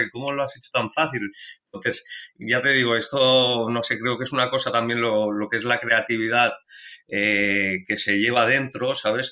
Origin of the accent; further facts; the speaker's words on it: Barcelona, Catalonia, Spain; yo nací aquí en Barcelona